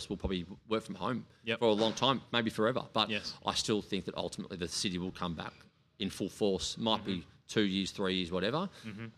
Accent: Melbourne, Victoria, Australia; where I grew up in Hawthorn East

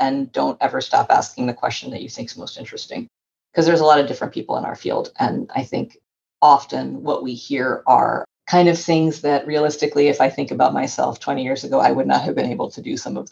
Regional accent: Northwest Florida, United States; I grew up in Northwest Florida, which is a part of the US.

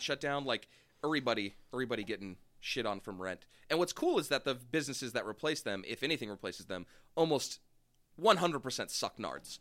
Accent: Bay Area, California, United States; growing up in the Bay Area

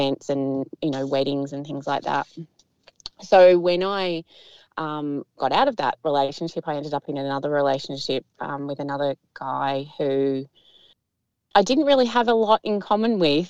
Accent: Melbourne, Victoria, Australia; now in Geelong, Australia; I grew up in Tullamarine near the airport, so near the Melbourne airport

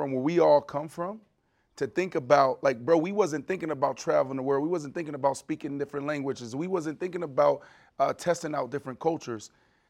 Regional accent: Pittsburgh, Pennsylvania, United States; I'm from Pittsburgh, from East Liberty. And our county is the poorest county in Pennsylvania, right? That's Philly, that's everything. Where we come from is tough, it's rough.

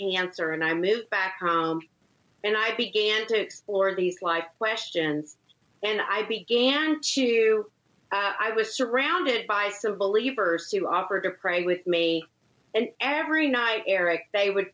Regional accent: Longview, Texas, United States; moved away as an adult; I grew up in a small town called Longview, Texas. So an East Texas town.

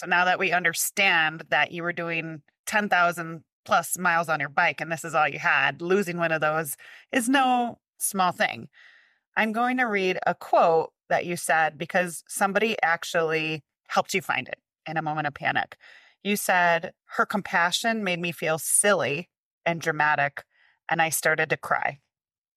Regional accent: Midwest, United States; I'm from the Midwest

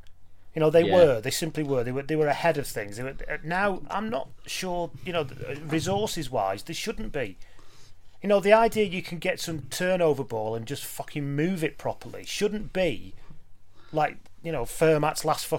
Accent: Lancashire, North West England, United Kingdom; when I was in Lancashire as a kid

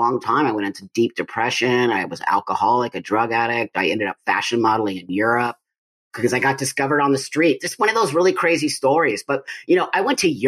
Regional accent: Los Angeles, California, United States; I was born in 1962 in Los Angeles, California, in the San Fernando Valley. I grew up there

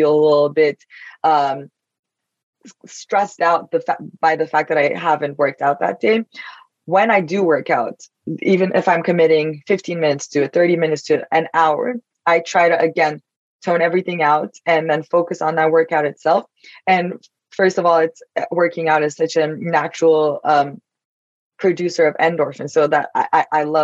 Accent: Turkey; now in New York, United States; I'm Turkish, so I grew up in Turkey, but now I live in New York

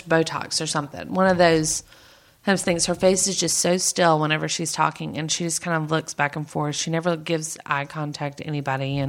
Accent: North Carolina, United States; we grew up in North Carolina

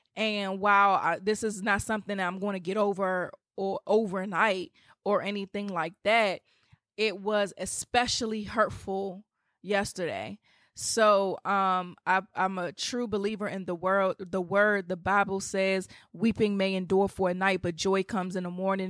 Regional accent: Washington, District of Columbia, United States; come to D C. I would love to meet you guys in my hometown

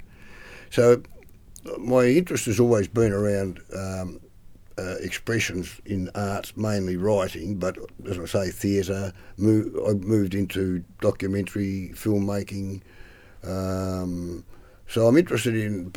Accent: northeast Tasmania, Australia; I come from up that way

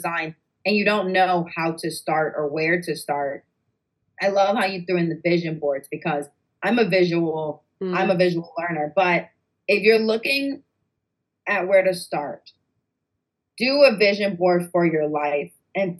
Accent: New York, United States; we're actually from New York

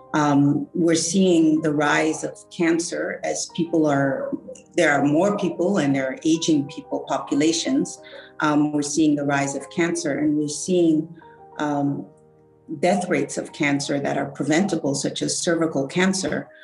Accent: Mali; I'm from Mali.

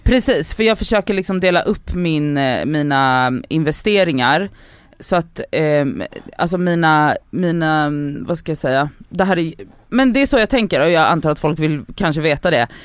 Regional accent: Poland; moved away; also born or lived in Buenos Aires, Argentina; mina föräldrar är, och jag är född i Polen också

